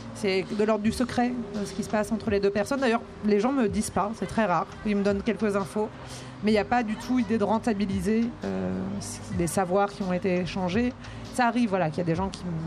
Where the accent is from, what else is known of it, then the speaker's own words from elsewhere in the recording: Brittany, France; moved away; also born or lived in Grenoble; je suis bretonne